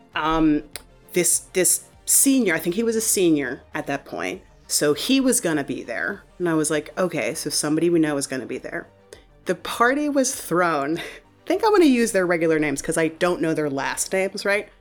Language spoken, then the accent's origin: English; Shaker Heights, Ohio, United States; I grew up in Shaker Heights, Ohio, which is, you know, like a suburb of, of Cleveland